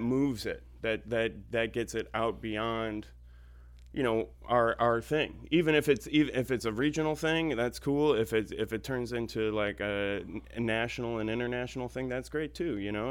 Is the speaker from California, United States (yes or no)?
no; Orchard Park, New York, United States; moved away; also born or lived in Ithaca, New York; I grew up in Orchard Park